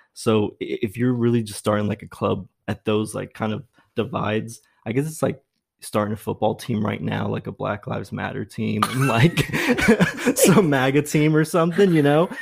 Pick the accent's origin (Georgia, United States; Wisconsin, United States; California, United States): California, United States; Brea; also born or lived in Dallas, Texas; I grew up in Brea, so, like, um, between probably ninety-seven and two thousand one, lived in Brea